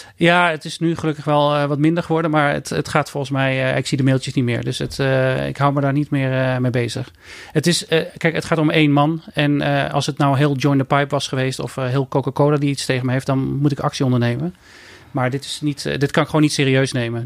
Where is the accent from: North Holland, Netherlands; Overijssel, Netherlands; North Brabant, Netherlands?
North Brabant, Netherlands; Eindhoven; ik ben opgegroeid in Eindhoven